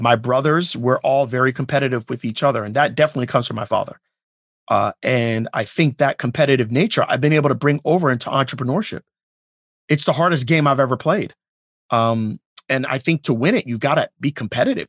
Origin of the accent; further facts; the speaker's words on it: Pembroke Pines, Florida, United States; also born or lived in Jamaica / Miami; I grew up in a house in Pembroke Pines. That's where I, you know, I was. I was born in Jamaica, moved to Miami, but the majority of my childhood was in Pembroke Pines